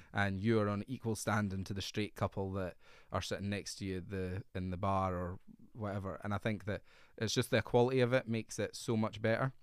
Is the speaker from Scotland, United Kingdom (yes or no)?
yes; North East Fife, Scotland, United Kingdom; I have lived there since I was three years old.